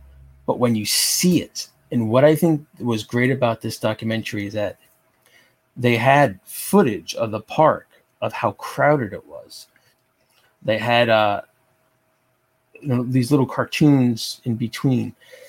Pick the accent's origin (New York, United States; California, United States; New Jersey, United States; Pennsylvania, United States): New Jersey, United States; I'm from Jersey